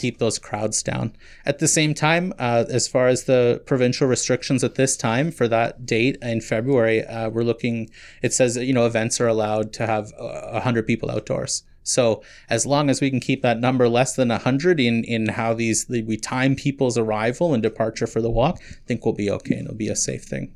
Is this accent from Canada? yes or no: yes; Kitchener, Ontario, Canada; moved away as an adult; also born or lived in St. Catharines; now in Muskoka, Canada; I'm originally from Kitchener, Waterloo area